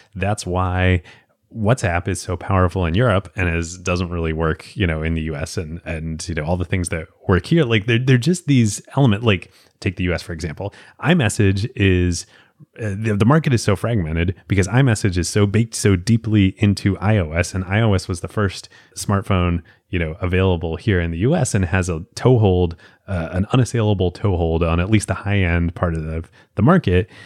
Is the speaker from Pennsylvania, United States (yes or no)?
yes; Philadelphia, Pennsylvania, United States; I grew up in Philadelphia, like, watching Allen Iverson